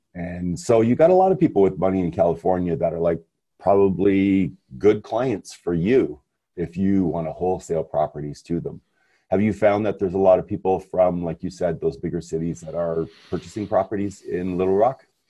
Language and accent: English; Montreal, Quebec, Canada; being Canadian, is in Canada, Montreal, where I come from